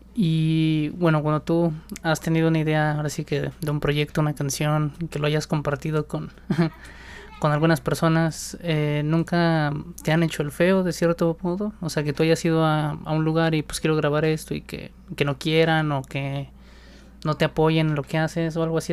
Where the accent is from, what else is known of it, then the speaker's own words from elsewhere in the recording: State of Mexico, Mexico; específicamente del Estado de México, de donde yo soy.